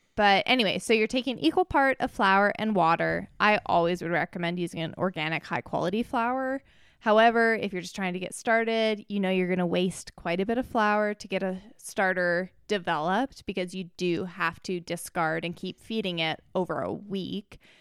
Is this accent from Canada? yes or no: yes; Canada; I'm from Canada.